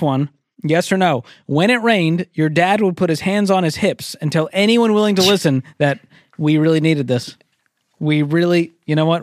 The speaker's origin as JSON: {"language": "English", "town": "Boston", "region": "Massachusetts", "country": "United States", "said": "I'm from Boston"}